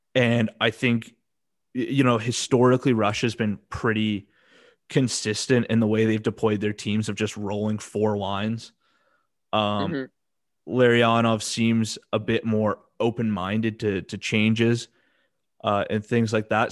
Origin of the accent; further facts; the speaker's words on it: Canada; we're both Canadian